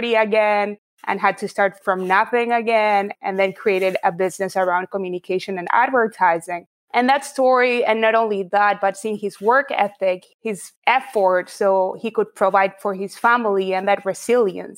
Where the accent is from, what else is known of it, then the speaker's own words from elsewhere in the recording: Buenos Aires, Argentina; So I grew up in Buenos Aires, Argentina. That's where I'm from